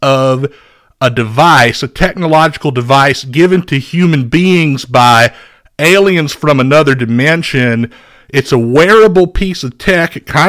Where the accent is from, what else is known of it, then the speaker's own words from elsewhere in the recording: Beaumont, Texas, United States; I'm originally from Beaumont, Texas. I played quarterback for the Westbrook High School Bruins. That's a 5A second division football team in the great state of Texas.